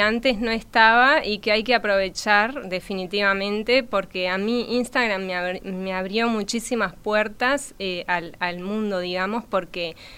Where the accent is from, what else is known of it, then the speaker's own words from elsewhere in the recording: Montevideo, Uruguay; nací acá en Montevideo.